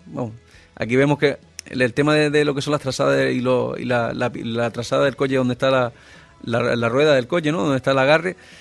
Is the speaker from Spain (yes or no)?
yes; Gran Canaria, Canary Islands, Spain; mi tierra